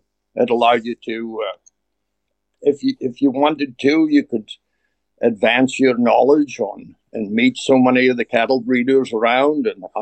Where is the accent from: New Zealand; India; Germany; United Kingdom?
United Kingdom; Aberdeenshire, Scotland; moved away as an adult; now in Kansas City, United States; I grew up in Strachan. Went to school there. Strachan's about 36 miles north of Aberdeen, and 6 miles from the wild North Sea.